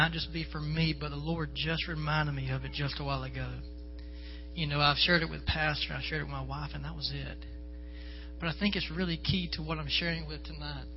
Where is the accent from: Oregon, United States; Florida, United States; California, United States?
Florida, United States; moved away; I'm from Florida